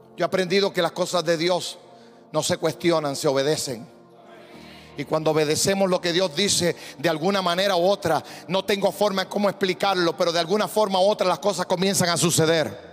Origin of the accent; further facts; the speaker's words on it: Puerto Rico; como yo, un puertorriqueño